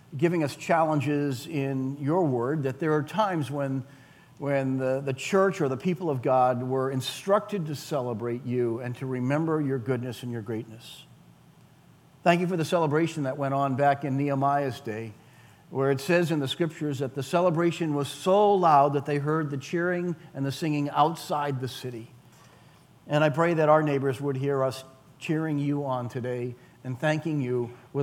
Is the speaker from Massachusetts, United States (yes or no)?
yes; Weymouth, Massachusetts, United States; I grew up in Weymouth